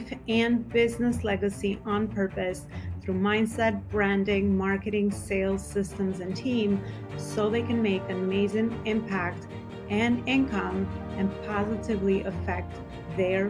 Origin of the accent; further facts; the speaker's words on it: Albania; accent: Albanian; now in New York, United States; my native Albanian accent